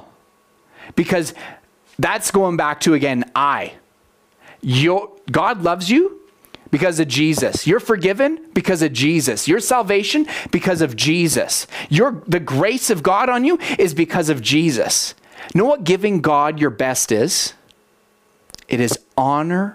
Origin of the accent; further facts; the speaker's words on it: Canada; I love being a Canadian. Like, there's so many things I'm proud of about being a Canadian